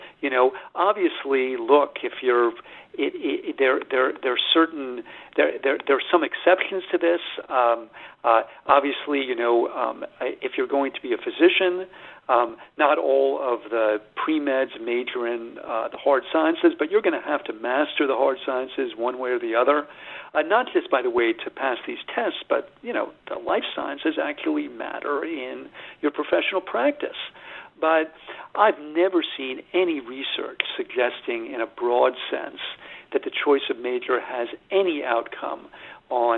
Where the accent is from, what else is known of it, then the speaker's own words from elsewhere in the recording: United States; I'm an American